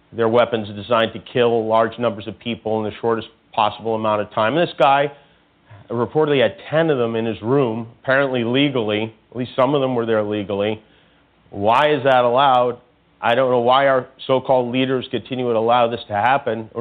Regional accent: Las Vegas, Nevada, United States; Las Vegas, which happens to be my hometown

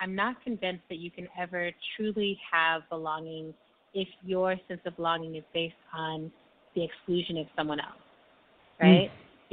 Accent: El Paso, Texas, United States; my hometown of El Paso

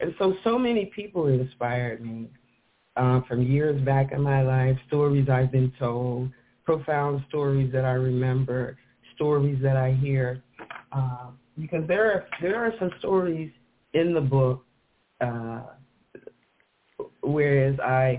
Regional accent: the South, United States; born there; And, you know, she lived in the South, and I was born in the South, but I found out that she actually delivered me and my brother and sister

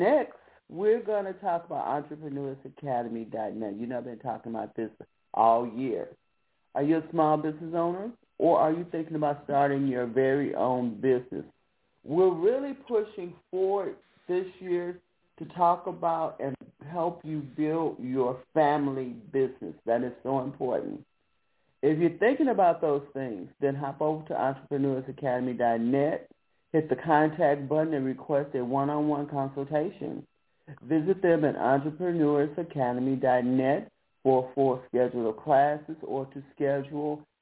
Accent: Chicago, Illinois, United States; I grew up in Wentworth Gardens

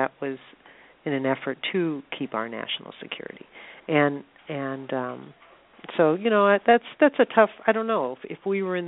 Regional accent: South Dakota, United States; moved away; also born or lived in Chicago, Illinois; When I was a child, I lived in South Dakota. I'm originally from Chicago, and then we moved to South Dakota.

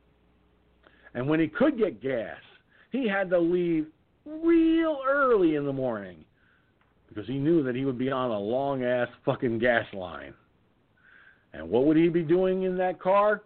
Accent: Peekskill, New York, United States; Peekskill, New York, my hometown

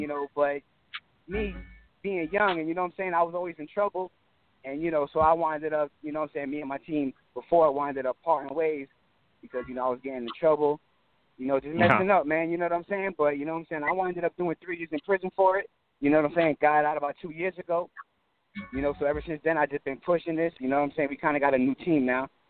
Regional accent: Florida, United States; also born or lived in New Jersey; I was born in Jersey, man. But, you know what I'm saying, I came to Florida when I was like a year or 2 years old

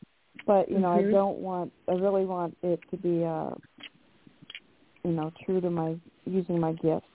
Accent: Silverdale, Washington, United States; now in Spokane, United States; Well, I am from Silverdale, but living on the east side. I live in Spokane.

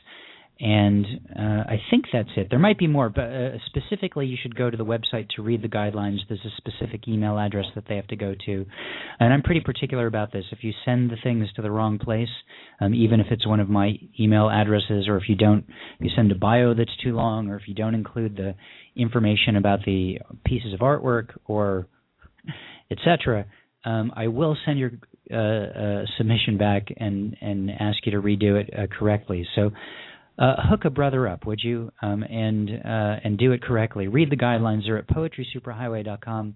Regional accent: Southern California, United States; I'm from Southern California

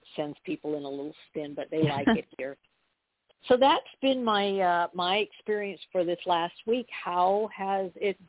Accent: New York, United States; also born or lived in California; now in Arkansas, United States; I was born in California. Well, I was born in New York. I lived in California. I'm now living in Arkansas

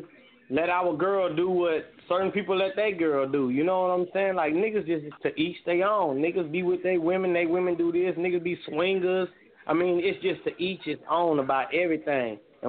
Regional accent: the South, United States; also born or lived in Indiana; I'm from the South, so we say yes, sir, no, ma'am.

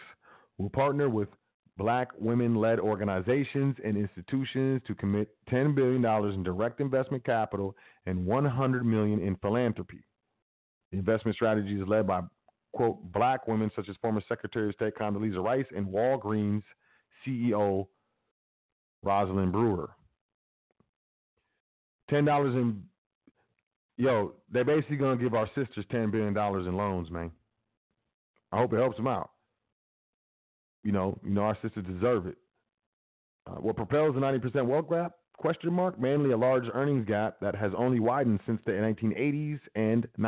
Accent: United States; I grew up in America

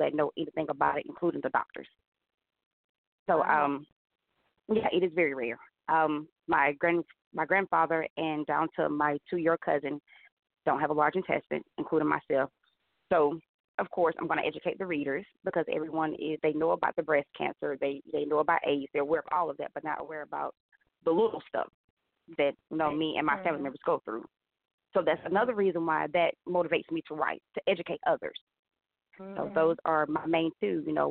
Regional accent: Prattville, Alabama, United States; moved away as an adult; now in Montgomery, United States; I'm originally from Prattville, Alabama, but I moved to Montgomery 10 years ago

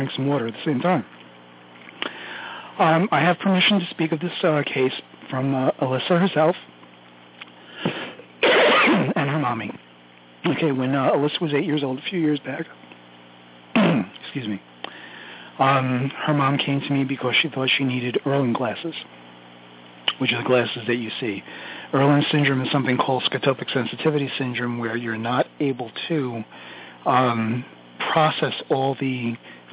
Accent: New York City, New York, United States; accent: Brooklynese; I'm Sicilian from Brooklyn

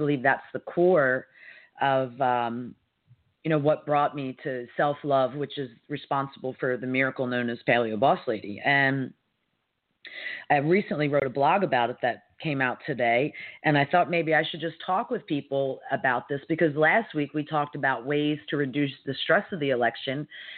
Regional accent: United States; how I was able to navigate one of the most stressful weeks in my 53 years as an American.

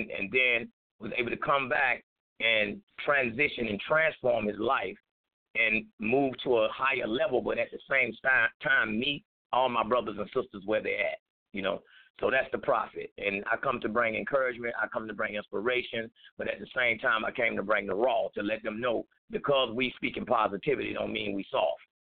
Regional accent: Rock Hill, South Carolina, United States; I started hip hop in my city. You know, I'm the godfather mm. hip hop in this city called Rock Hill

